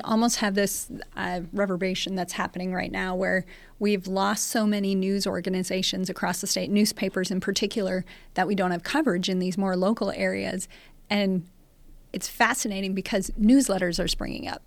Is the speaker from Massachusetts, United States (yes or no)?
no; North Dakota, United States; moved away as an adult; also born or lived in Oklahoma; now in Lincoln, United States; I'm actually originally from North Dakota, so not too terribly far away. Grew up in North Dakota